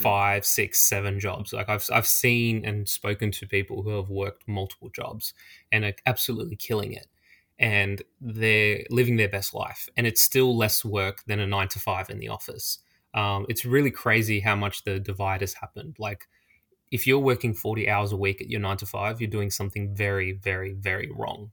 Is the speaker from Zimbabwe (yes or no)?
no; Australia; I'm Australian and life can be pretty expensive here